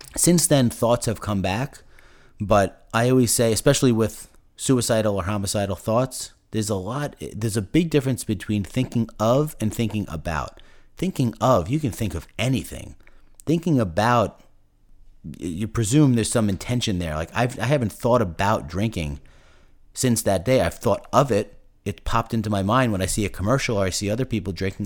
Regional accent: Commack, New York, United States; I grew up in Comac, Long Island

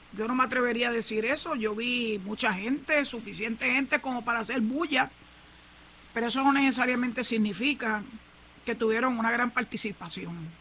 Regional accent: Puerto Rico; Somos ciudadanos puertorriqueños

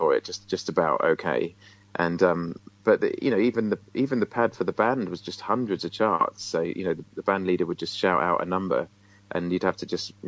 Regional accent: Isle of Wight, South East England, United Kingdom; I'm originally from the Isle of Wight

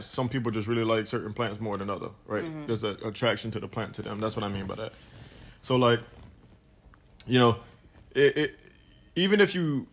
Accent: Fort Pierce, Florida, United States; I'm from Fort Pierce, Florida.

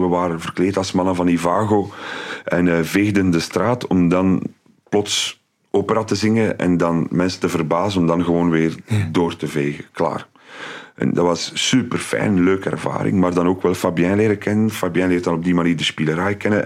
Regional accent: Aalst, Flanders, Belgium; also born or lived in Dendermonde; now in Ghent, Belgium; als Aalstenaar

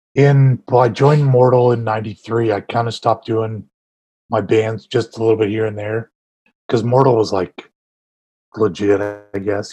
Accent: Bay Area, California, United States; I'm from California as well

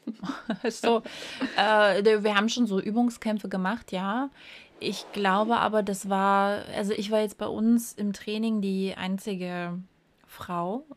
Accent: East Germany, Germany; ich war halt noch winzig klein, wir sind ja in der DDR groß geworden

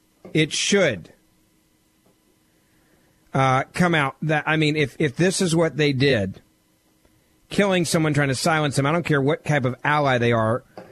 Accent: Southaven, Mississippi, United States; There's a McDonald's right by the Lander Center. It's my hometown.

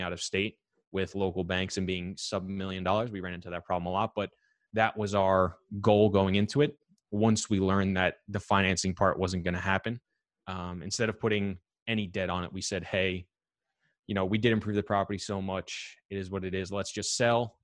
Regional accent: New York, United States; I'm from New York

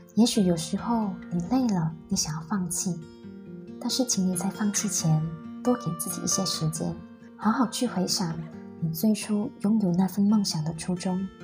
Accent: Dungun, Terengganu, Malaysia; moved away as an adult; also born or lived in Penang; 你从小在东海岸长大，在二十岁的时候，你拿到了梦寐以求的科系。你带着兴奋、忐忑的心情，一个人从龙运到槟城上大学

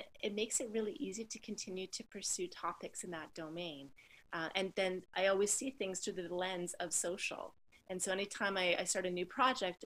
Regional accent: Canada; being a Canadian

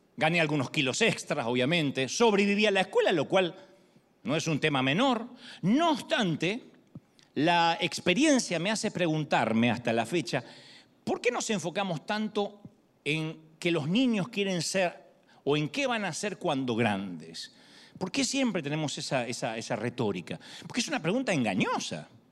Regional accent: Argentina; moved away; soy argentino

